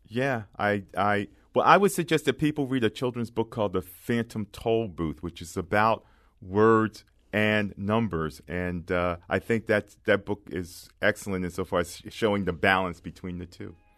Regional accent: Philadelphia, Pennsylvania, United States; I grew up in Philadelphia, and I grew up in a working class neighborhood

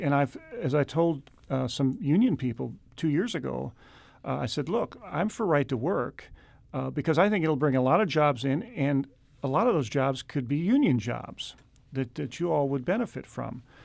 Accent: Meacham Park, Missouri, United States; my hometown of, in Meacham Park

